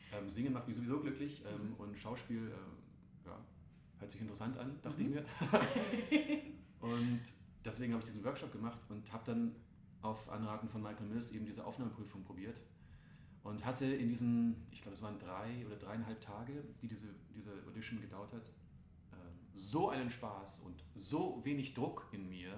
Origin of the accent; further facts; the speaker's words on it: Rosenheim, Bavaria, Germany; moved away; Also ich bin in Rosenheim aufgewachsen, mhm. da ganz unten in Bayern